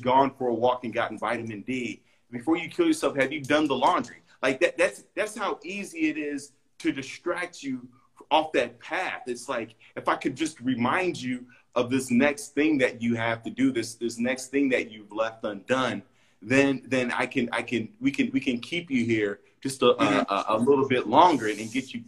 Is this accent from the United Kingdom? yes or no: no; Chicago, Illinois, United States; I'm from Chicago, but my mom's from Belize, and I would go every summer